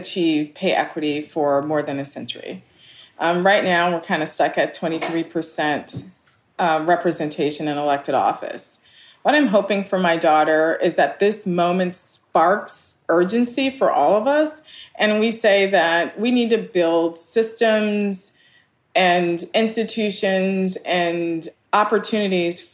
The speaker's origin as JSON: {"language": "English", "town": "Los Angeles", "region": "California", "country": "United States", "tie": "born or raised there", "said": "I grew up in Los Angeles and we're poor working class"}